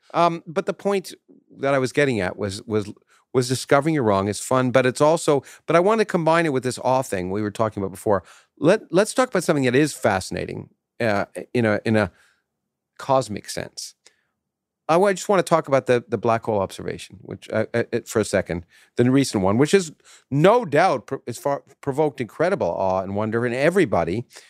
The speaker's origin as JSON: {"language": "English", "country": "Canada", "tie": "born or raised there", "moved": "as an adult", "lives_now": "United States", "said": "I grew up in Canada"}